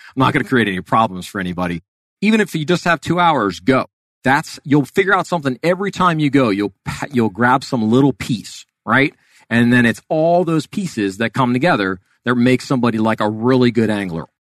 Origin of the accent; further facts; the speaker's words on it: Miami, Florida, United States; I was born and raised in Miami, um, and was down there all the way through high school